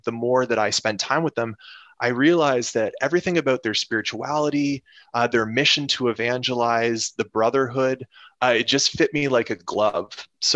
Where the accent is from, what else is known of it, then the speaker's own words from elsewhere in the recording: Canada; moved away as an adult; now in Detroit, United States; So most of us are Canadian. I'm Canadian